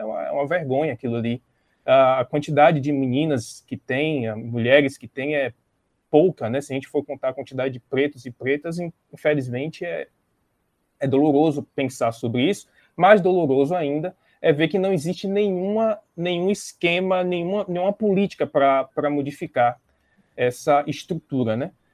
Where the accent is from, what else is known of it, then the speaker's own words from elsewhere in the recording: Bahia, Brazil; eu sou daqui da Bahia